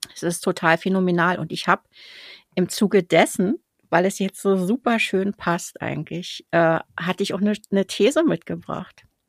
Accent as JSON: {"language": "German", "region": "Berlin", "country": "Germany", "said": "ich als Berliner"}